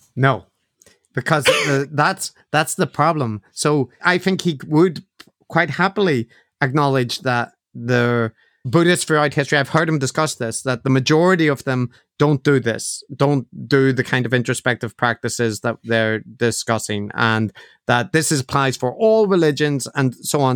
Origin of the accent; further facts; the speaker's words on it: Ireland; being Irish is a part of how I see myself